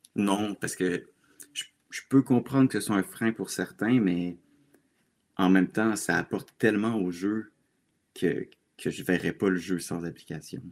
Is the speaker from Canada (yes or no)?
yes; Laval, Quebec, Canada; moved away as an adult; now in Quebec City, Canada; je suis présentement à Québec, dans la capitale, mais je suis originaire de Laval, en banlieue de Montréal.